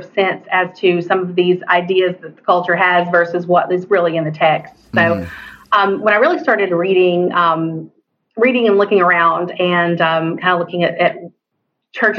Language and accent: English; East Tennessee, United States; moved away as an adult; now in Spartanburg, United States; I'm from East Tennessee, but I live in Spartanburg, South Carolina